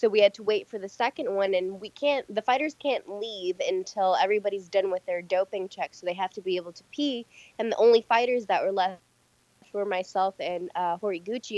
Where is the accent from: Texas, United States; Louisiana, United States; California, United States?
California, United States; San Francisco; also born or lived in Michigan; I'm from San Francisco